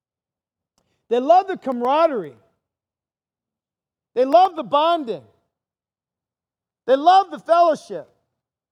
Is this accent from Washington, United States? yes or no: no; northwest Ohio, United States; now in Costa Mesa, United States; I grew up on Lake Erie in the northwest part of Ohio